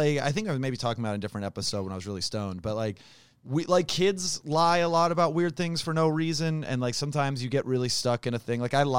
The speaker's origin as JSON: {"language": "English", "town": "Sacramento", "region": "California", "country": "United States", "tie": "born or raised there", "said": "my hometown's basketball team"}